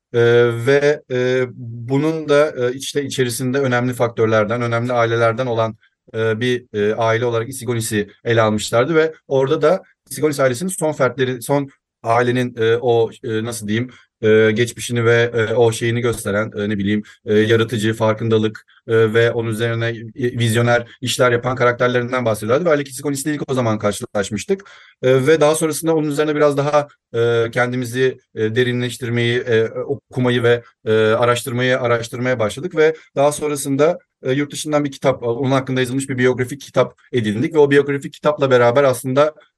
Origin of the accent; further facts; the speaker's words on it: İzmir, Turkey; 1990 İzmir doğumluyum